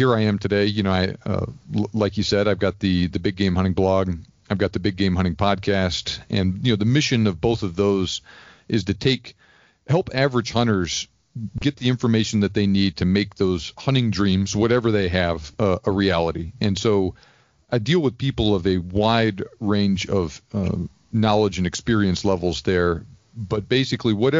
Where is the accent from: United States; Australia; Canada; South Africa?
United States; Houston, Texas; moved away as an adult; also born or lived in West Point, New York / Georgia; I'm originally from East Texas, from the Houston area